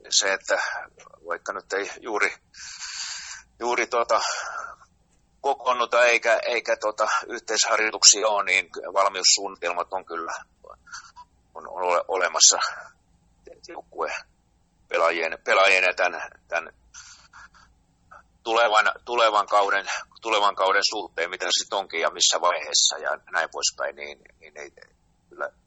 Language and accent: Finnish; Pori, Satakunta, Finland; ylpeitä, että olla, ollaan, ollaan tota, suomalaisia ja ollaan, ollaan porilaisia.